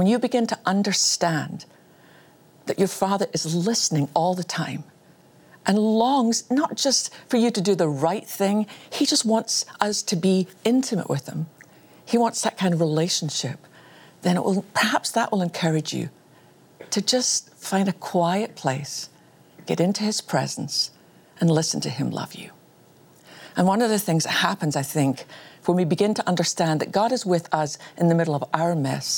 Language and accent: English; Scotland, United Kingdom; I was born in Scotland